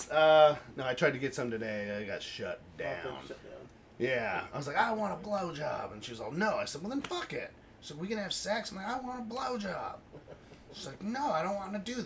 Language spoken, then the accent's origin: English; United States; as an American